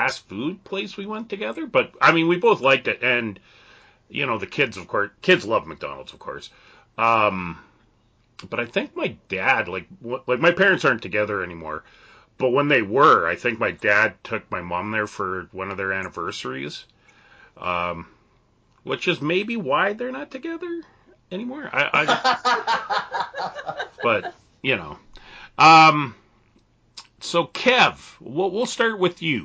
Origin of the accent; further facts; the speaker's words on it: Canada; being a Canadian